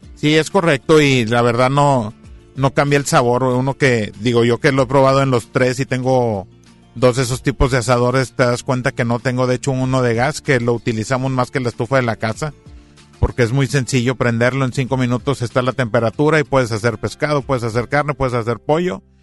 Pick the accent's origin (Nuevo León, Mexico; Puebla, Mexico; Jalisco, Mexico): Nuevo León, Mexico; Monterrey; somos carnívoros y somos de Monterrey